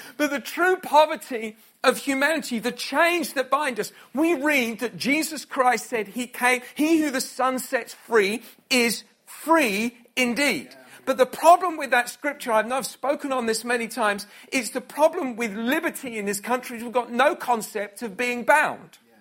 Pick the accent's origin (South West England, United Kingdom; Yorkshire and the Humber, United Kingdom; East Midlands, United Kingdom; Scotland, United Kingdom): Scotland, United Kingdom; I was from Scotland